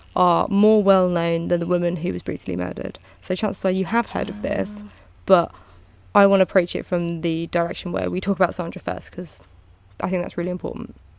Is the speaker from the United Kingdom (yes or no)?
yes; United Kingdom; I'm British.